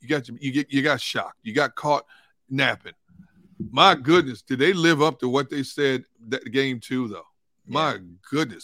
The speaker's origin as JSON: {"language": "English", "town": "Milwaukee", "region": "Wisconsin", "country": "United States", "tie": "born or raised there", "also_born_or_lived": "Pittsburgh", "moved": "as an adult", "said": "My oldest daughter was born in my hometown, Milwaukee"}